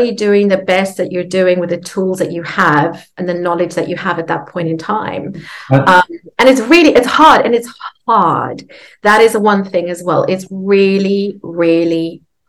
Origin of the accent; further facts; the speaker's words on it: South Africa; So I grew up in South Africa.